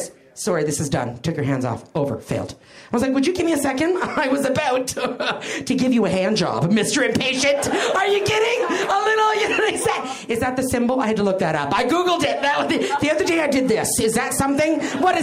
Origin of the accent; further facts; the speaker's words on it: Canada; now in United States; I'm Canadian